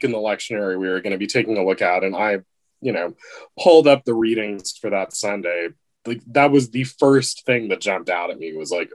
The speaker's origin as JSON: {"language": "English", "region": "East Central Texas", "country": "United States", "tie": "born or raised there", "moved": "as an adult", "lives_now": "Wisconsin, United States", "said": "having grown up in the country in East Central Texas"}